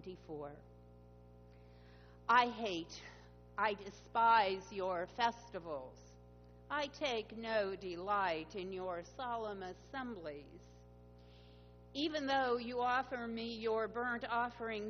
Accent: Pittsburgh, Pennsylvania, United States; my hometown of Pittsburgh

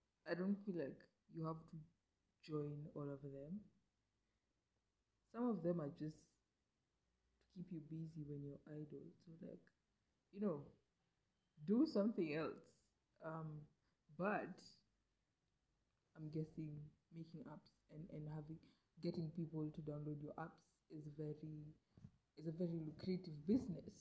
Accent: Kenya; I'm a Kenyan

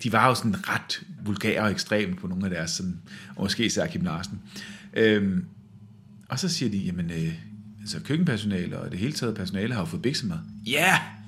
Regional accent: West Jutland, Central Denmark Region, Denmark; jeg er faktisk selv fra Vestjylland

